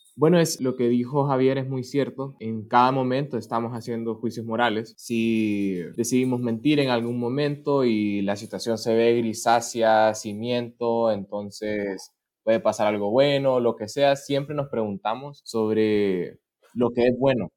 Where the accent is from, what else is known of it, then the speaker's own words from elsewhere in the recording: Honduras; moved away as an adult; now in Russia; en Honduras, que pues es mi país natal